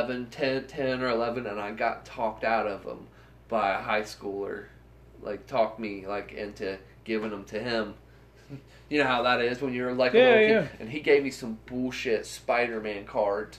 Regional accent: Bainbridge, Ohio, United States; also born or lived in Londonderry, Ohio; We're moving from Bainbridge to Londonderry. And when you're 11

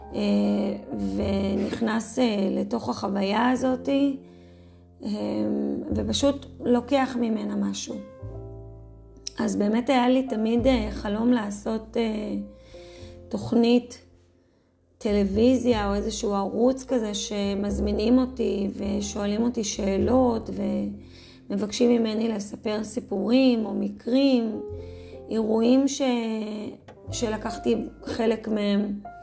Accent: Safed, Northern District, Israel; now in Adi, Israel; נולדתי וגדלתי, אה, בצפת

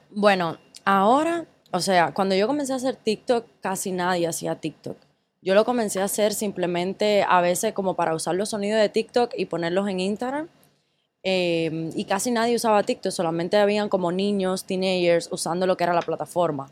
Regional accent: Cuba; moved away as an adult; also born or lived in Ecuador; now in United States; yo viví en Cuba hasta los 17 años

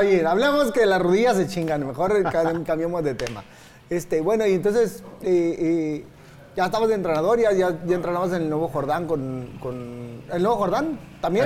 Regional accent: Tijuana, Baja California, Mexico; also born or lived in Mexico City; soy de Tijuana

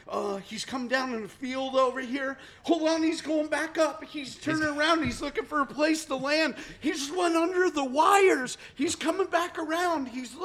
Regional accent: Pennsylvania, United States; so I'm from Pennsylvania, moved out here.

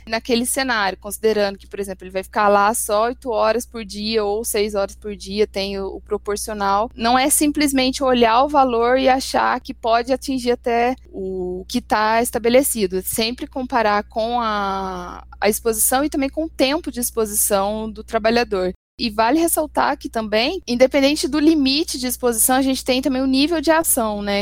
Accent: Itajubá, Minas Gerais, Brazil; moved away as an adult; now in São Paulo, Brazil; Eu sou de Itajubá, no sul de Minas

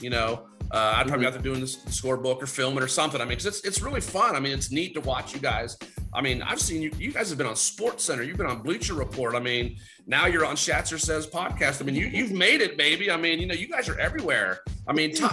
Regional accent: Pennsylvania, United States; moved away; I'm from Pennsylvania originally, and from my hometown

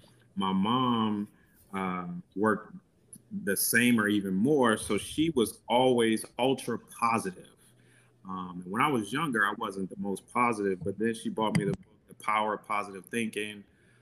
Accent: Nigeria; So I'm Nigerian and they have a saying that it's Niger no de carry less. And that means Nigerians strive for excellence.

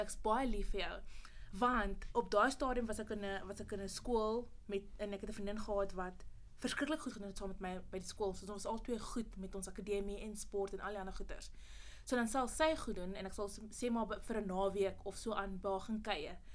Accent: Pretoria, Gauteng, South Africa; moved away as an adult; also born or lived in Mamelodi / Potchefstroom; Ek kom oorspronkelijk van Pretoria af

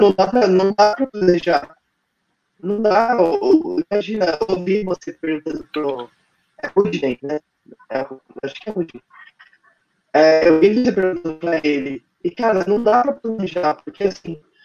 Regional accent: São Paulo, Brazil; also born or lived in Rio de Janeiro / Manaus; eu sou daqui de São Paulo

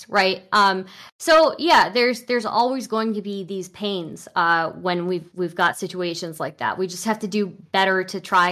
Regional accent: United States; first language English; I was born in America and raised in America

